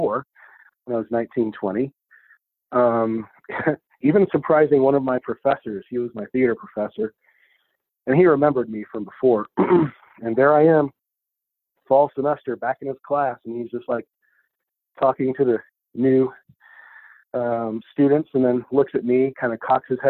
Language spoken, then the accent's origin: English; Odessa, Texas, United States; moved away as an adult; also born or lived in Austin, Texas; now in Albuquerque, United States; That's my hometown. That's where I grew up